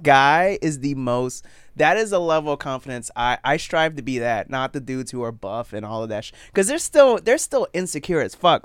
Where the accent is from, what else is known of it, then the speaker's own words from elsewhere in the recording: Florida, United States; moved away; also born or lived in Puerto Rico; I was born in Puerto Rico, but I only lived there till I was two, so I count Florida.